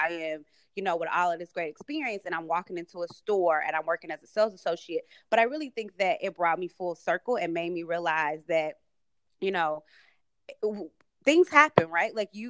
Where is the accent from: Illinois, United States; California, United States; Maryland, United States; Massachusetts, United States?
Illinois, United States; Chicago; moved away as an adult; also born or lived in Florida / New York; I'm originally from the South Side of Chicago, born and raised by a single mom, as you mentioned, and, you know, really raised by my family and my mom. It was a village that raised me.